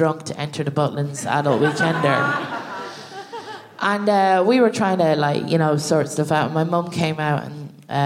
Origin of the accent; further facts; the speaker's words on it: Ireland; us as Irish people